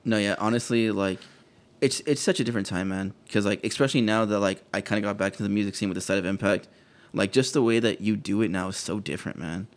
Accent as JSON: {"language": "English", "town": "McAllen", "region": "Texas", "country": "United States", "said": "I'm from McAllen"}